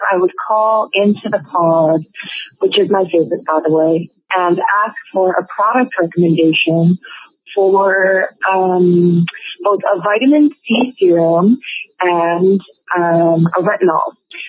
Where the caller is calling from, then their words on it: Edmonton, Alberta, Canada; I'm calling from Edmonton, Alberta, Canada, where the climate is not the best. It's very dry. It's very cold here.